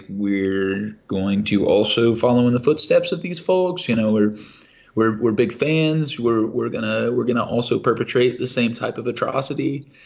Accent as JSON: {"language": "English", "region": "Kentucky", "country": "United States", "said": "I'm from Kentucky"}